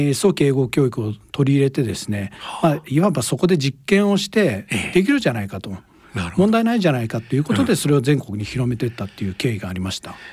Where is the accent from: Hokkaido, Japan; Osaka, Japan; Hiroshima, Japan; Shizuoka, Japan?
Hokkaido, Japan; Hakodate; born there; 生まれはですねあの北海道の函館です